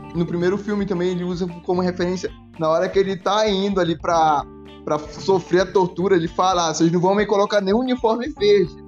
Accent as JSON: {"language": "Portuguese", "town": "Santana", "region": "Amapá", "country": "Brazil", "moved": "yes", "lives_now": "Maringá, Brazil", "said": "eu vim de Santana do Amapá"}